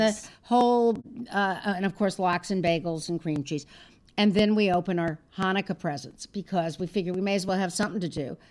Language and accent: English; Los Angeles, California, United States; I grew up in Los Angeles and I had my deli.